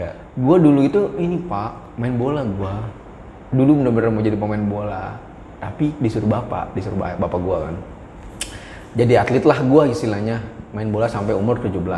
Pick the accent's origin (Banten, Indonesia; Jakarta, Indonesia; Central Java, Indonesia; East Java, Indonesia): Jakarta, Indonesia; lu nyasih nyerempet kota gue tuh di ujung di tempat hmm. orang pemakaman deket Pondok Ranggon